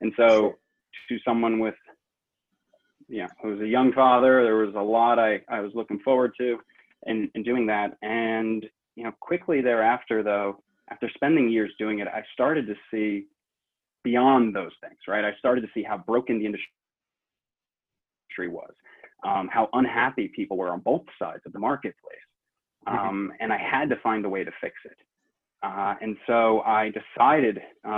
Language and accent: English; New York City, New York, United States; I grew up in South Brooklyn to a working class family